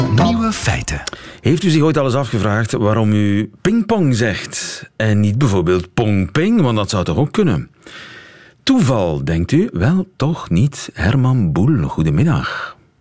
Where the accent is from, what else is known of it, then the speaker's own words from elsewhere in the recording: Flanders, Belgium; wij zeggen vast en zeker.